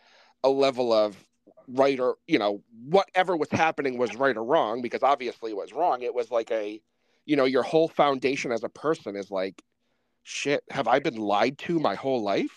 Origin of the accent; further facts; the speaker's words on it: Northeast, United States; also born or lived in Boston area; growing up here in the Northeast, you know, it's Catholicism when I was a kid was the thing. That's what you were, you know, we're Irish. So you were an Irish Catholic and that was it.